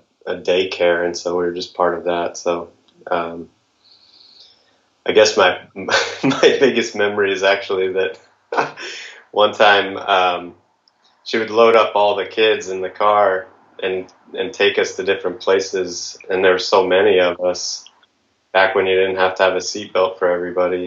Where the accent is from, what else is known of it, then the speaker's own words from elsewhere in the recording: Farmington, Connecticut, United States; also born or lived in Midland, Texas / Colorado; I was actually born in Texas and lived in West Texas, Midland, actually, until I was five, and then we moved to Connecticut at about that time, and I grew up in Farmington, actually in Unionville.